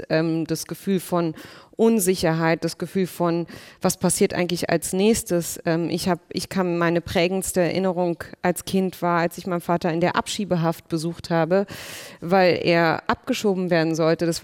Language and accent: German; Berlin, Germany; born there; ich bin dann 78 in Berlin geboren. Also meine Geschwister sind alle nach Deutschland gekommen und wie gesagt, ich bin dann geboren in, diesen, in dieser Stadt in Berlin und sehr spät wurden wir ja dann auch eingebürgert.